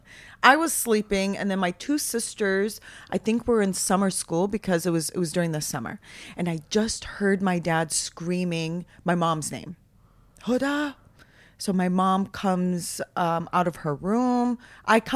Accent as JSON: {"language": "English", "town": "Minneapolis", "region": "Minnesota", "country": "United States", "tie": "born or raised there", "also_born_or_lived": "Damascus, Syria", "said": "I grew up in Minneapolis, Minnesota"}